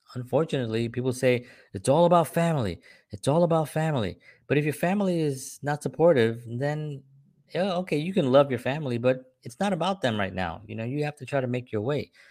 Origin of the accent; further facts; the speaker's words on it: New York City, New York, United States; when I was growing up in the South Bronx